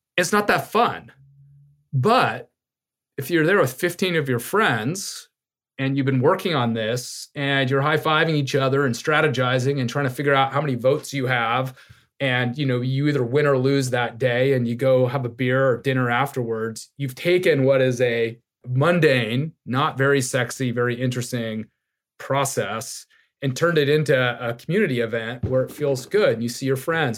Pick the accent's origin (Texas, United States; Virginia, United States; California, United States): California, United States; Laguna Beach; also born or lived in Long Island, New York / Saipan; I grew up in Laguna Beach, small beach town in Southern California